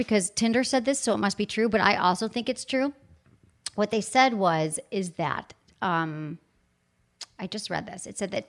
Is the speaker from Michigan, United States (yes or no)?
yes; Michigan, United States; accent: Michigan; So my Michigan accent comes out.